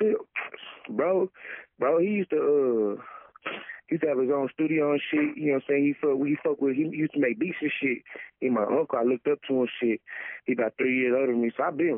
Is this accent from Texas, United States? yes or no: yes; Dallas, Texas, United States; I'm from Dallas